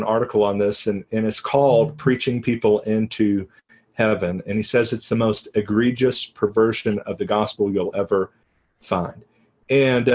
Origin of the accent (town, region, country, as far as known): Texas, United States; now in New Mexico, United States